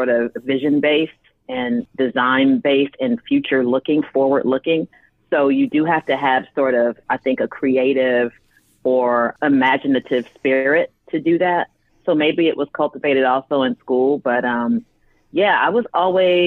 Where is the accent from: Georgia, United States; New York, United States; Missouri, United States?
Georgia, United States; Decatur; I'm a Southerner. I'm from Atlanta. Grew up in Decatur, which is on the east side of Atlanta